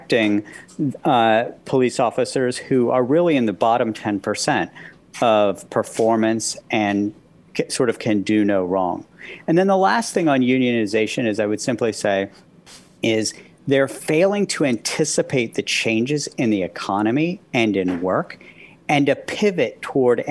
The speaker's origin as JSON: {"language": "English", "region": "West Virginia", "country": "United States", "tie": "born or raised there", "said": "when I was growing up in West Virginia"}